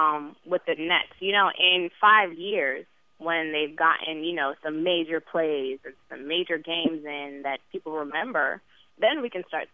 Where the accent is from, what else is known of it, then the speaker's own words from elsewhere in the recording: New York City, New York, United States; also born or lived in New Jersey; I am from Brooklyn.